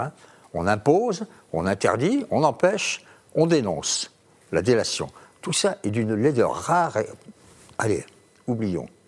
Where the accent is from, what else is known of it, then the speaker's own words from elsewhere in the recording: Tarn-et-Garonne, the South-West, Occitania, France; c'est mon pays natal, le Tarn-et-Garonne, le Sud-Ouest